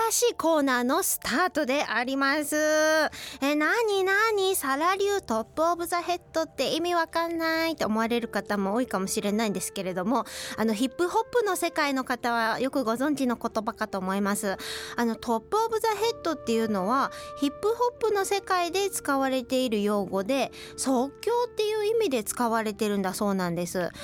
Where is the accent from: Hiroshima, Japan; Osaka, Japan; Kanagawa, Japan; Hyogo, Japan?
Hiroshima, Japan; moved away; 広島出身なんですけれども